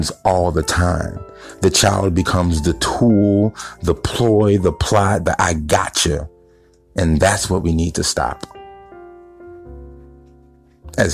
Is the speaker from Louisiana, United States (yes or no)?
yes; East Baton Rouge, Donaldsonville, Bridge City, Louisiana, United States; I was born in East Baton Rouge. Okay. So then we moved to Donisonville.